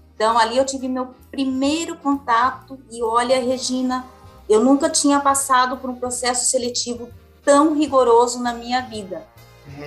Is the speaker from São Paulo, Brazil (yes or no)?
yes; Araçatuba, São Paulo, Brazil; Eu nasci em Araçatuba